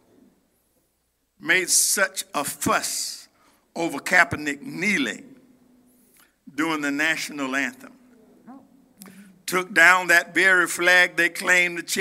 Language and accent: English; United States; as an American